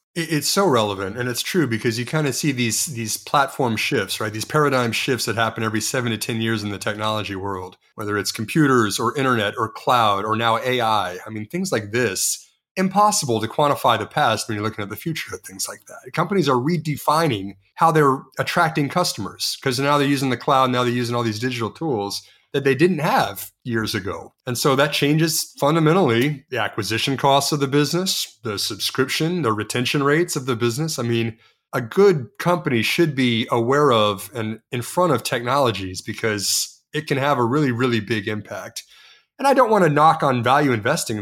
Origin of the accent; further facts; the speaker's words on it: Texas, United States; I'm from Texas